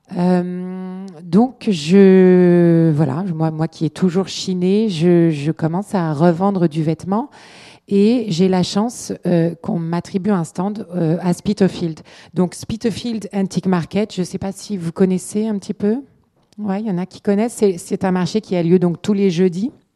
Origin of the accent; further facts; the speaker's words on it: Paris, Île-de-France, France; moved away as an adult; also born or lived in London; j'ai grandi dans l'Est parisien et je me suis retrouvée dans l'Est londonien